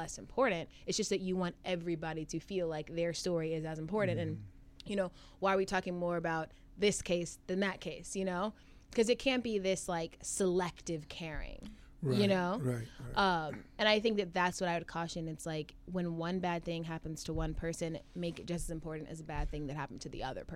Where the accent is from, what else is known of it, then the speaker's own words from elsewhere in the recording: Atlanta, Georgia, United States; moved away as an adult; also born or lived in Chicago; now in New York, United States; I'm from the suburbs of Atlanta, so you know. So I don't have that like Atlanta cuz accent